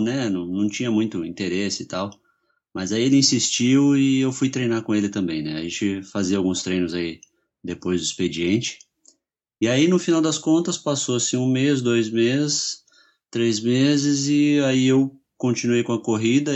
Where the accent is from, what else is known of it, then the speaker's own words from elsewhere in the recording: São Paulo, Brazil; now in Curitiba, Brazil; eu sou de São Paulo, mas eu estou em Curitiba há 20 anos, mais ou menos, então eu já sou curitibano